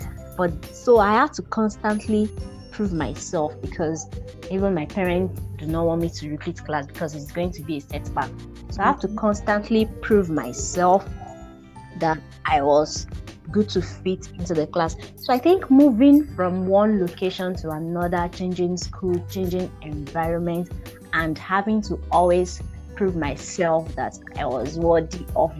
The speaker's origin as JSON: {"language": "English", "region": "Lagos", "country": "Nigeria", "tie": "born there", "said": "So I was born in Lagos, Nigeria, and Lagos is one of the most populated states in Nigeria."}